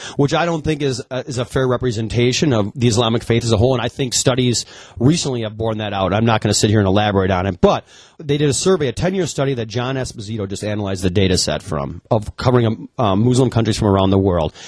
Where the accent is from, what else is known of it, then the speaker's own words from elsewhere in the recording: United States; I'm from the United States